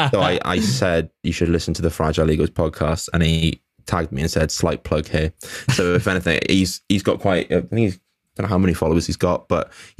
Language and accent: English; Connecticut, United States; also born or lived in Surrey, England; now in Wales; I'm not from England. I'm from Connecticut.